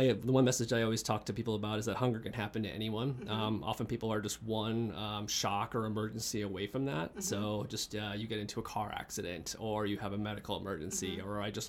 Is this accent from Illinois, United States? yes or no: no; Bloomington, Minnesota, United States; moved away; I had the fortune of growing up in a great community called Bloomington. So it's a suburb of Minneapolis.